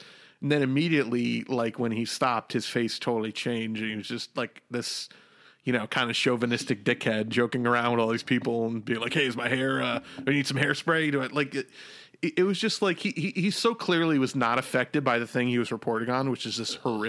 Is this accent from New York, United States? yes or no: yes; New York, United States; I'm from New York